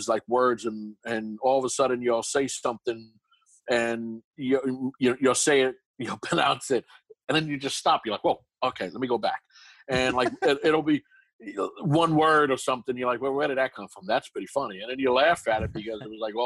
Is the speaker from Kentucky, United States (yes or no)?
no; New York City, New York, United States; accent: Brooklyn; moved away as an adult; now in Los Angeles, United States; I'm from New York, born and raised in Brooklyn. So I got this heavy Brooklyn accent with a lisp